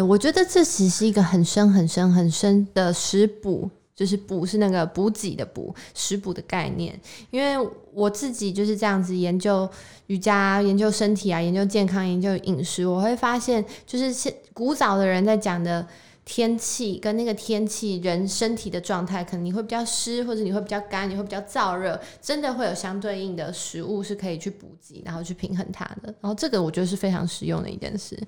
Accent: Taiwan; 我们就是身在台湾

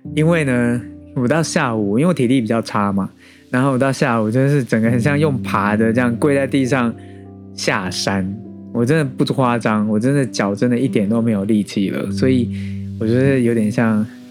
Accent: Taiwan; 我们台湾人

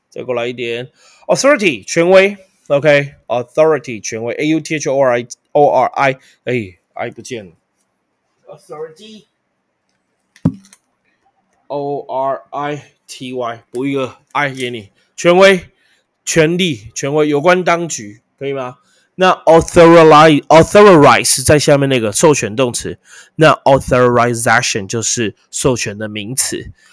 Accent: Taiwan; 毕竟我们是台湾人啊

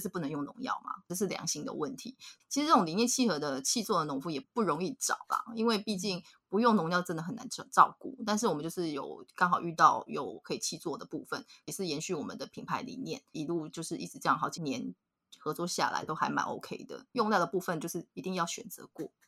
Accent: Nantou County, Taiwan; 我们嗯。就是南投人嘛

